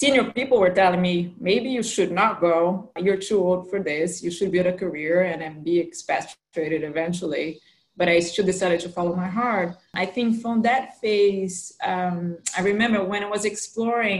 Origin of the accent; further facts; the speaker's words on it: São Paulo, Brazil; accent: Brazilian with American influence; moved away as an adult; also born or lived in New York City, United States / Zurich, Switzerland; I was born and grew up in São Paulo, Brazil.